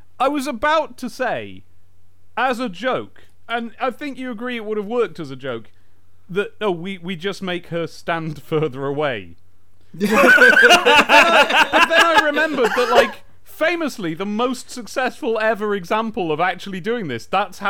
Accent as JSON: {"language": "English", "town": "Southend-on-Sea", "region": "East of England", "country": "United Kingdom", "said": "Hey, I'm from Southend-on-Sea. I resent that. That's a stereotype."}